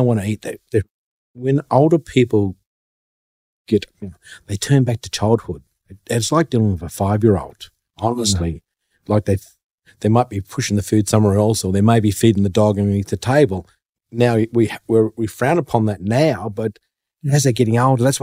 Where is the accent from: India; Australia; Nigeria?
Australia; Narrandera, New South Wales; now in Canberra, Australia; Mob's Wadjeri. I'm from the Narrandera mob.